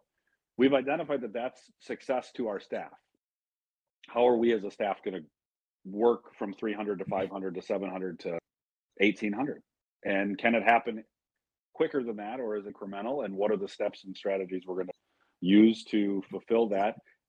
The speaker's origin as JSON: {"language": "English", "town": "DeKalb County", "region": "Illinois", "country": "United States", "lives_now": "Savannah, United States", "said": "Well, no, I'm from DeKalb County, Illinois. I might live in Savannah, Georgia."}